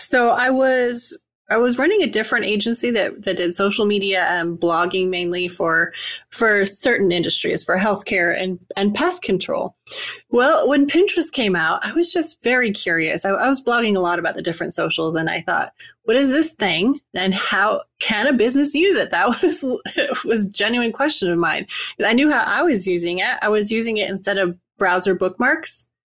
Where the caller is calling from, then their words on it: Wilmington, North Carolina, United States; Wilmington, North Carolina, U.S. So about 15-minute drive to my favorite beach. It's green and beautiful here this time of year.